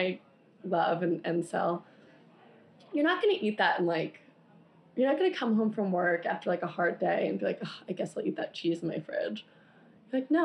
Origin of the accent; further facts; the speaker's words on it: Long Island, New York, United States; I'm a tri-state girl. I'm from Long Island.